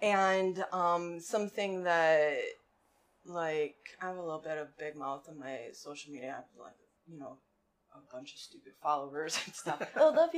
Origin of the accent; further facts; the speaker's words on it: Oswego, United States; So, I grew up in Oswego.